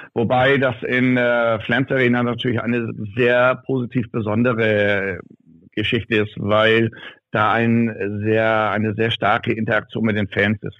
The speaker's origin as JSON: {"language": "German", "town": "Ramstedt", "region": "Schleswig-Holstein", "country": "Germany", "tie": "born or raised there", "said": "in Ramstedt bin ich ja geboren und aufgewachsen, das ist ja nebenan"}